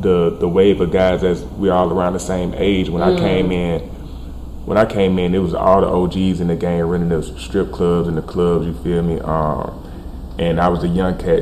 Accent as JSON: {"language": "English", "town": "Columbus", "region": "Georgia", "country": "United States", "said": "I'm from the 706 Columbus, Georgia, man. South Georgia, country nigga"}